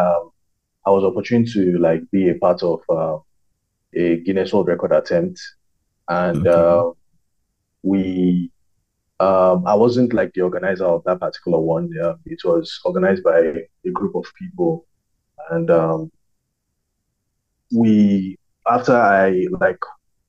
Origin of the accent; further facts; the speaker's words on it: Nigeria; also born or lived in Lagos, Nigeria; I'm Nigerian. I live in Lagos, Nigeria